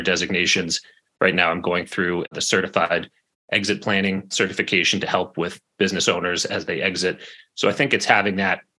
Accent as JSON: {"language": "English", "region": "New England", "country": "United States", "tie": "born or raised there", "said": "growing up in New England"}